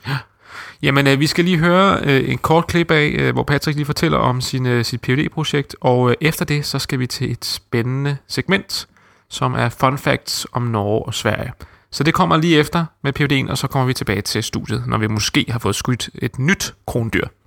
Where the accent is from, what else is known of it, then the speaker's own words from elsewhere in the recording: Denmark; som dansker